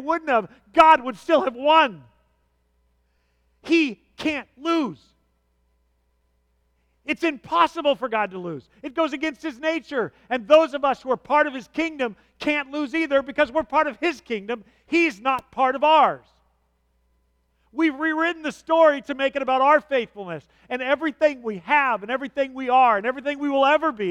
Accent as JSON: {"language": "English", "country": "United States", "tie": "born or raised there", "said": "I grew up in America"}